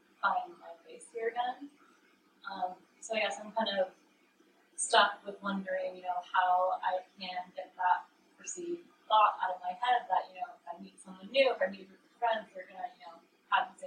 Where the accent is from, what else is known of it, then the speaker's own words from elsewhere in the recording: Orange County, California, United States; I grew up in Orange County